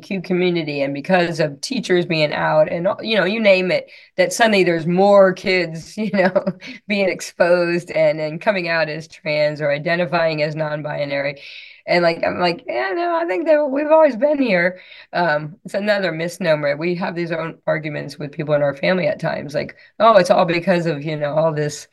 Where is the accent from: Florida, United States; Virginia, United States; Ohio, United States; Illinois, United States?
Florida, United States; I'm from Florida